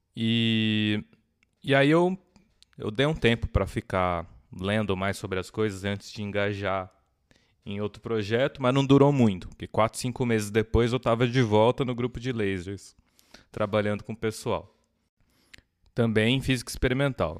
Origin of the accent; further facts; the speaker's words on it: Jundiaí, São Paulo, Brazil; eu sou de Jundiaí. Sou nascido em São Paulo, mas me considero jundiaiense. eu cresci lá